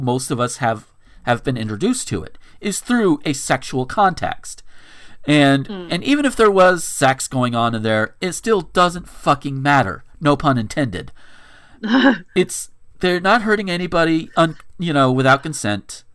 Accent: the South, United States; I'm from the South

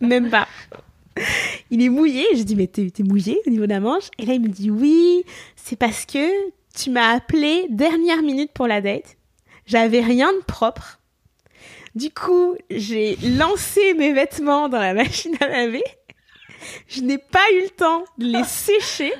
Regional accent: Poitou-Charentes, Nouvelle-Aquitaine, France; moved away as an adult; now in Montreal, Canada; moi je suis française de Poitou-Charentes

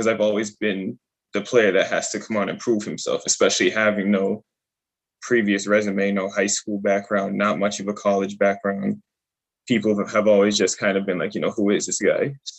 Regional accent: Worcester, Massachusetts, United States; it felt good because I'm from Worcester. So it felt good to play for, be able to have an opportunity to play for a team that's in Worcester.

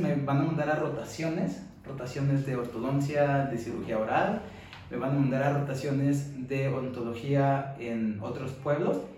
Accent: Mexico; moved away as an adult; now in United States; yo soy de México

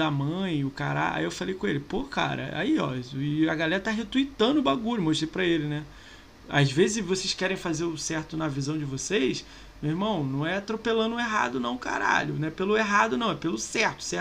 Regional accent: Rio de Janeiro, Brazil; Ele é do Rio, eu sou do Rio também.

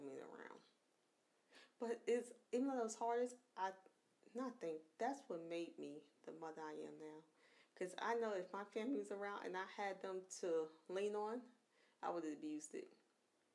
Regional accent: New York, United States; moved away; I'm from New York

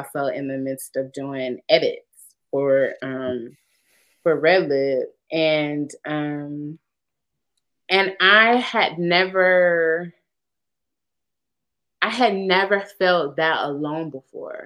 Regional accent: Winston-Salem, North Carolina, United States; Wake Forest is in my hometown

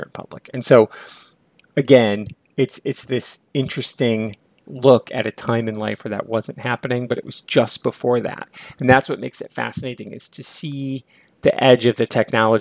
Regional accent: near Lake Michigan, Midwest, United States; I grew up near Lake Michigan

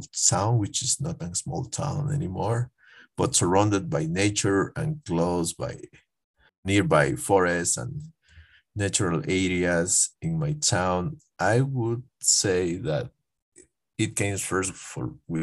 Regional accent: Piñas, El Oro, Ecuador; now in Quito, Ecuador; The province is named El Oro, but my hometown is named Piñas

